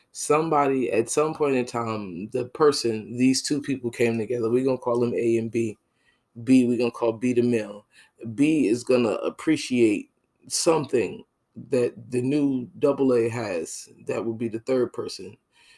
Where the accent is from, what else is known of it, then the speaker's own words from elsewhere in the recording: Northeastern United States, United States; now in Jacksonville, United States; I'm from the North, and New York and New Jersey is different. I live in Jacksonville, Florida.